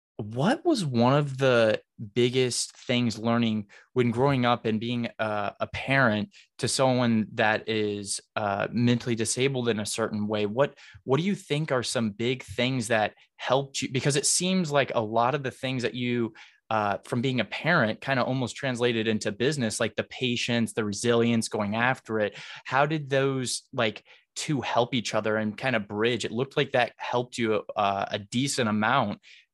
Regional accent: Noblesville, Indiana, United States; I'm originally from Noblesville, and my parents live there right now, and we're really close to downtown Noblesville.

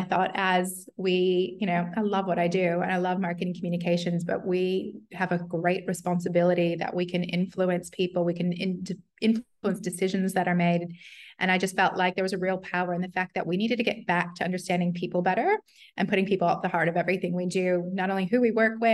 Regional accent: United States; moved away as an adult; also born or lived in New York City / Detroit; now in Australia; I'm American

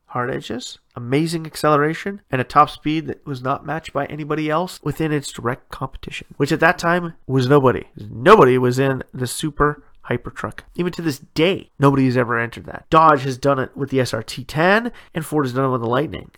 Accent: Ontario, Canada; born or raised there

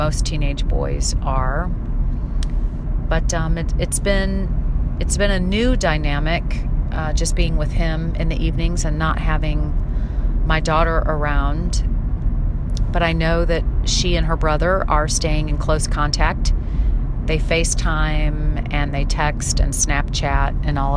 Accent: St. Louis, Missouri, United States; moved away; St. Louis, my hometown

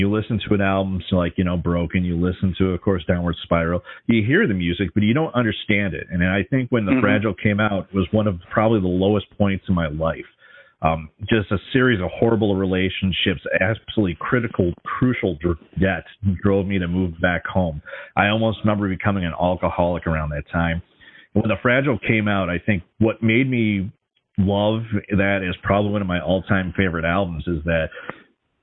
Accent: Minnesota, United States; Grew up in Minnesota in the metro area

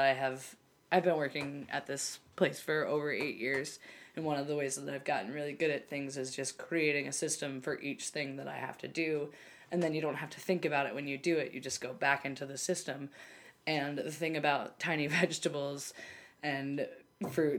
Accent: Delaware, United States; I was born and raised in Delaware

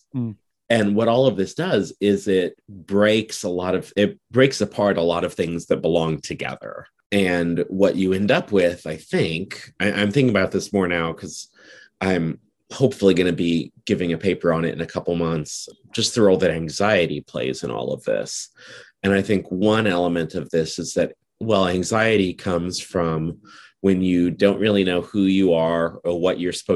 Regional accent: Nebraska, United States; I'm from Nebraska, which is in the Great Plains region of the United States.

